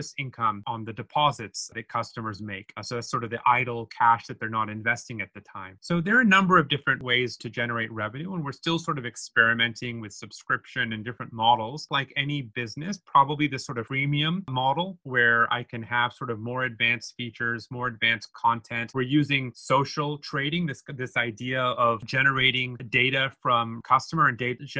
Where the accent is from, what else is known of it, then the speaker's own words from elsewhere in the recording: United States; moved away as an adult; also born or lived in Hong Kong / Japan; being American